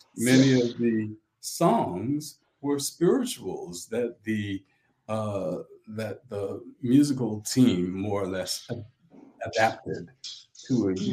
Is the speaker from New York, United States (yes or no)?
no; St. Helena Island, South Carolina, United States; I was born on St. Helena Island, South Carolina, which is in Beaufort County